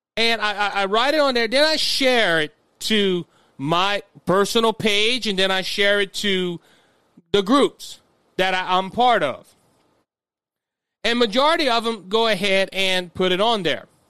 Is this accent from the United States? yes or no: yes; Cajun, Louisiana, United States; I'm, I'm Cajun